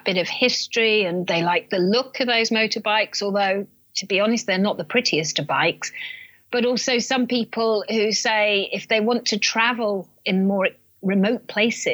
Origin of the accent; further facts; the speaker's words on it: Land's End, South West England, United Kingdom; I'm from Land's End in England